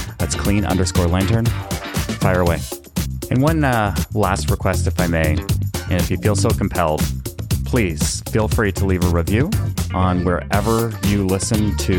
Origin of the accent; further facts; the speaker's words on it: Canada; I was born and raised in Canada, and the French translation for team there is équipe.